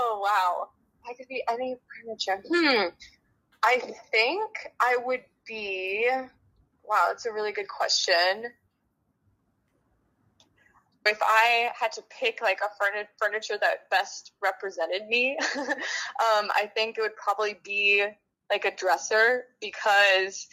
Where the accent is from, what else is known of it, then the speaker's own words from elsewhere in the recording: Santa Fe, New Mexico, United States; I'm from Santa Fe, New Mexico. It's a very small town in the desert southwest region, but it's absolutely home.